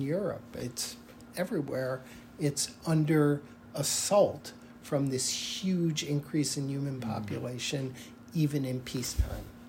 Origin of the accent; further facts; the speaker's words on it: United States; it defines who I am as an American